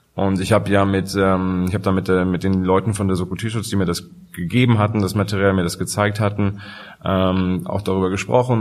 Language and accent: German; Hamburg, Germany; ich komme ja aus Hamburg